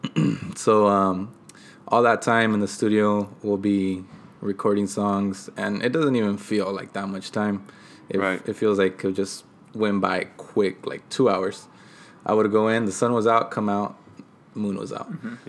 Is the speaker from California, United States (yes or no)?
yes; Oxnard, California, United States; also born or lived in San Bernardino, California / Mexico; I was raised here since I was